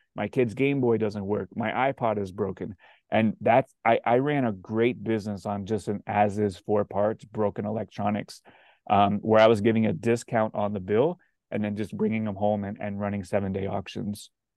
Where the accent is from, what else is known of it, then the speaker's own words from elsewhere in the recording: South Florida, United States; I'm from South Florida.